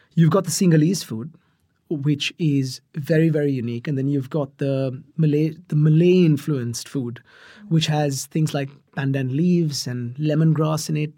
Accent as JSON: {"language": "English", "town": "Mumbai", "region": "Maharashtra", "country": "India", "tie": "born or raised there", "said": "I grew up in Mumbai"}